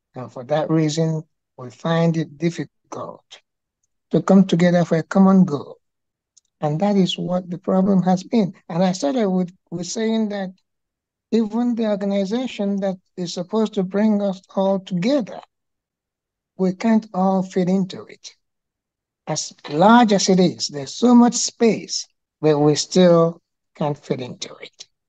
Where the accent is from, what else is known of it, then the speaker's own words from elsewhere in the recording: Anambra, Nigeria; moved away as an adult; now in Georgia, United States; I am from Nigeria originally, and I was not born here.